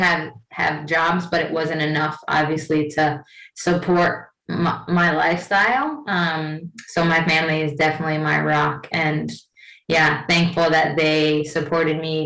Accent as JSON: {"language": "English", "region": "New Jersey", "country": "United States", "also_born_or_lived": "New York / Iceland", "moved": "as an adult", "said": "I'm from Jersey, went to Rutgers in New Jersey"}